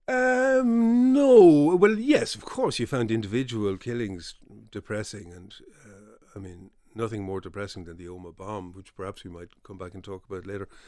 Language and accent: English; Dublin, Leinster, Ireland; also born or lived in Belfast; I was from Dublin, and I never envisaged actually making my home in Belfast, so I was, I was happy to move back